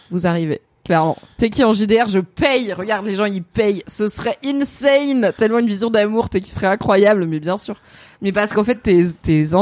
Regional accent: Morocco; Comme euh, je suis marocaine, quoi.

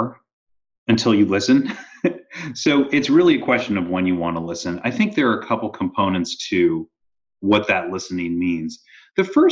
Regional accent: Toronto, Ontario, Canada; moved away as an adult; also born or lived in Stanford, California; I grew up in Canada

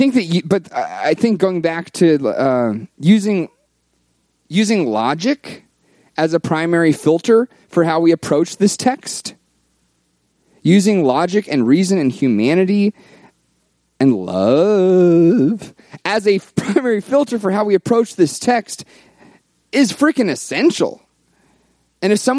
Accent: the South, United States; I was raised in the South.

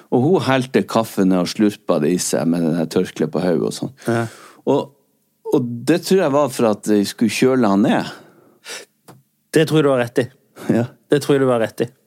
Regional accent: Rogaland, Norway; jeg er en rogalending.

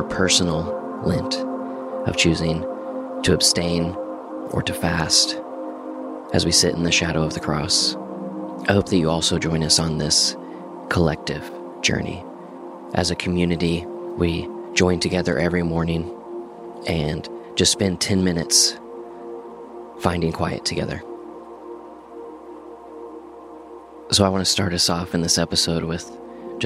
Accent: Enid, Oklahoma, United States; I grew up in Enid, Oklahoma

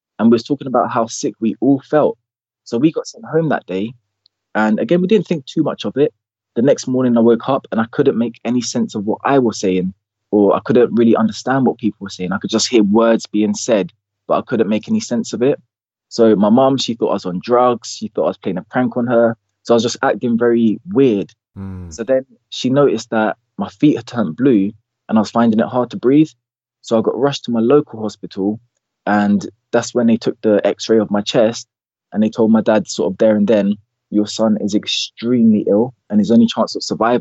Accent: London, United Kingdom; born and raised in West London

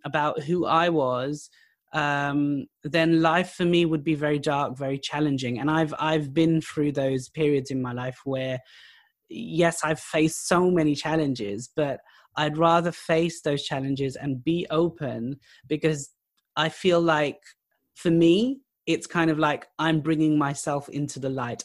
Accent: United Kingdom; also born or lived in Pakistan; I'm British, I'm Pakistani, I'm of South Asian heritage

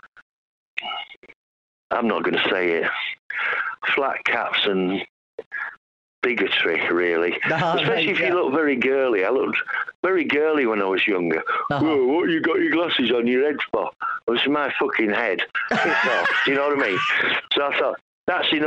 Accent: Lancashire, North West England, United Kingdom; I'm from Lancashire, but same Northern Git territory

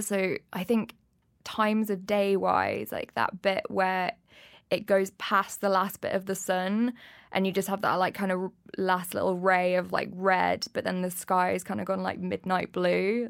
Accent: Leicester, East Midlands, United Kingdom; moved away as an adult; now in London, United Kingdom; I'm from Leicester and when I was about twenty, I saved up enough money to come and move down to London

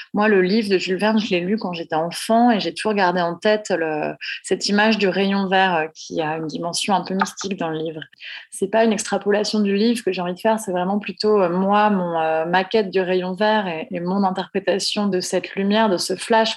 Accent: Nantes, Pays de la Loire, France; now in Paris, France; Moi, j'ai grandi à Nantes, donc pas très loin de l'océan

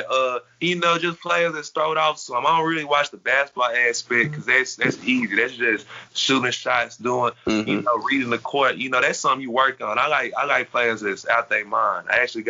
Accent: Conover, North Carolina, United States; now in Dallas, United States; I was born in Conover, North Carolina, so I grew up a Panthers fan because that's where my family from

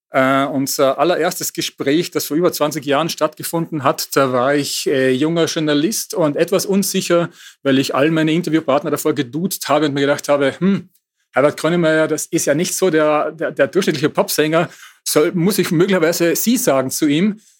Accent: North Rhine-Westphalia, Germany; Äh, nun komme ich auch aus dem Ruhrgebiet.

